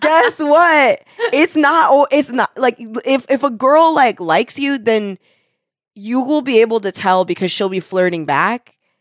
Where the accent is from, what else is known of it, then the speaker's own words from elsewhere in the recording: United States; we are American